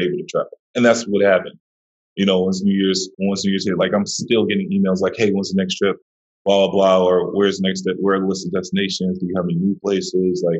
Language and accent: English; New York City, New York, United States; I'm originally from Brooklyn, New York